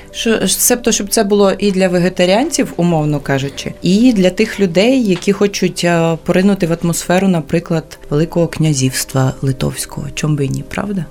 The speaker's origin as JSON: {"language": "Ukrainian", "area": "Volhynia", "region": "Volyn Oblast", "country": "Ukraine", "said": "я з Волині"}